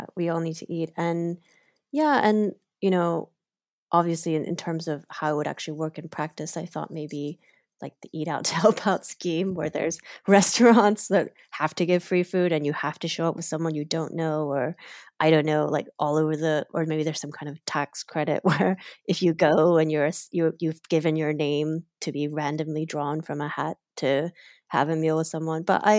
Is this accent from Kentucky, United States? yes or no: yes; Kentucky, United States; growing up in Kentucky